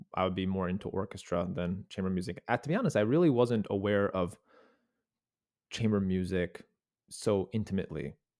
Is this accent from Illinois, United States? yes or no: yes; North Shore, Illinois, United States; also born or lived in Chicago; I grew up on the North Shore, yeah, like in the Glenview, Wilmette, Winnetka area